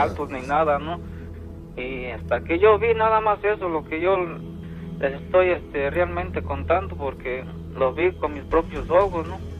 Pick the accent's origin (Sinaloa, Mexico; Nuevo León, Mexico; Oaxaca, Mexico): Oaxaca, Mexico; moved away as an adult; now in United States; yo soy de este de allá de Guapopan de León, Oaxaca.